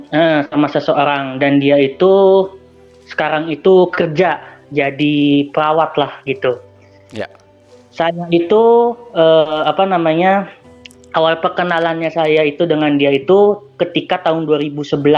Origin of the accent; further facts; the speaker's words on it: Bandung, West Java, Indonesia; Oke. Okay. Dan saya itu dari Bandung, Bang, gitu. Bandung di Jawa Barat gitu.